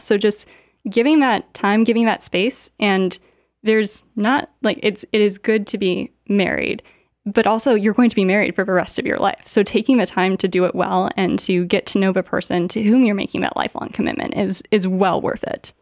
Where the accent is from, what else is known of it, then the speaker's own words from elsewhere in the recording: south of Gary, Indiana, United States; moved away as an adult; also born or lived in Virginia / Washington, D.C.; now in Michigan, United States; I grew up in Indiana, uh, not too far from here, about four hours away